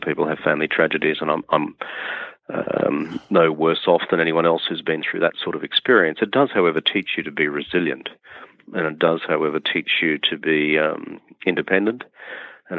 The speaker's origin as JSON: {"language": "English", "region": "rural Queensland", "country": "Australia", "tie": "born or raised there", "said": "I grew up on a share farmer's lot in rural Queensland, which is in northeastern Australia."}